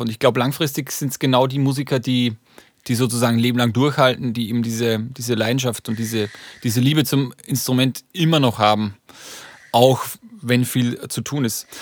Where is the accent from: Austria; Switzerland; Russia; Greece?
Austria; Upper Austria; now in Hamburg, Germany; vor allem in Oberösterreich, aus dem Bundesland, wo ich herkomme